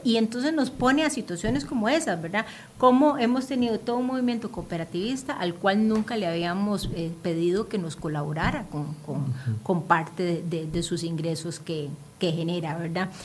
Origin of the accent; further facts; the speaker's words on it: Limón, Costa Rica; moved away; yo soy de Limón y todas las semanas yo me regreso